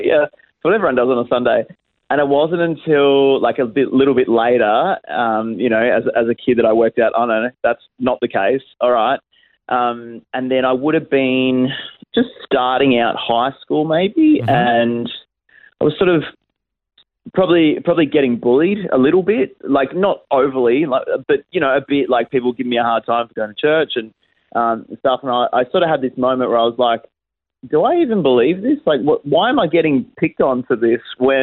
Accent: Geelong, Victoria, Australia; moved away as an adult; now in Adelaide, Australia; I was raised and born in Geelong and lived there for the first sort of, 20-odd years of my life.

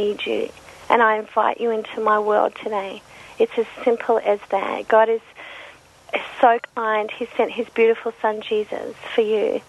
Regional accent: Australia; being an Aussie

